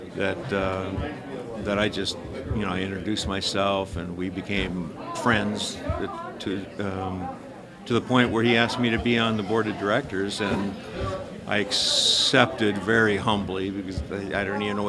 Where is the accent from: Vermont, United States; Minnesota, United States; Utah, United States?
Minnesota, United States; I'm from Minnesota, and so I grew up around water, in water, basically.